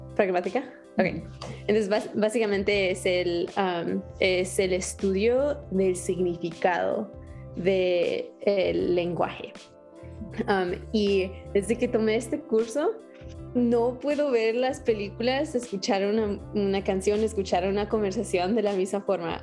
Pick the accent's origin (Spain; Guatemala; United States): United States; North Carolina; also born or lived in California; soy de Estados Unidos y nací en California, pero a los ocho años yo me mudé a Carolina del Norte